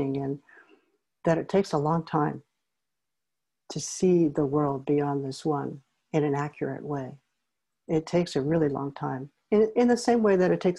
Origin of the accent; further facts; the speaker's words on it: Oakland, California, United States; also born or lived in Berkeley, California; I grew up in Berkeley and Oakland, and one of the reasons my family moved to Oakland